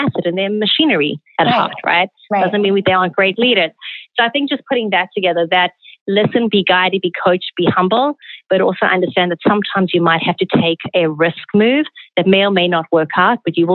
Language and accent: English; South Africa; moved away; Growing up in South Africa, manners and conduct were very important values imbued